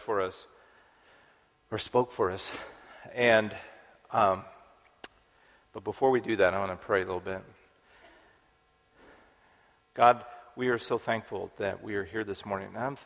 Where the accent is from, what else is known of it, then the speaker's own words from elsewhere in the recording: Dodge City, Kansas, United States; I grew up in Kansas. We lived on Fort Dodge Road outside of Dodge City, Kansas.